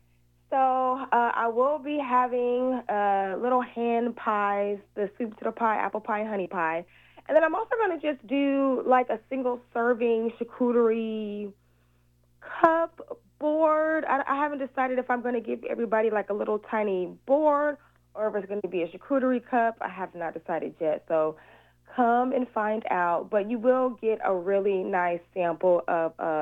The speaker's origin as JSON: {"language": "English", "town": "Seattle", "region": "Washington", "country": "United States", "tie": "born or raised there", "also_born_or_lived": "Chicago, Illinois", "said": "That's where I was originally born. Even though I'm a Seattle native and I moved down here when I was like 6 months old, I was born in Chicago."}